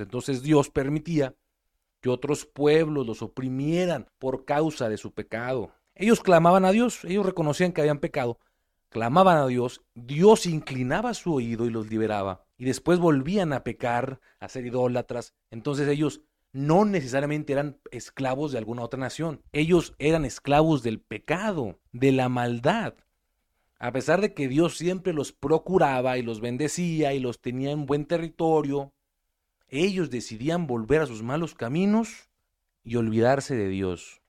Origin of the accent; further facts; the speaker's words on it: Mexico; independencia de nuestro país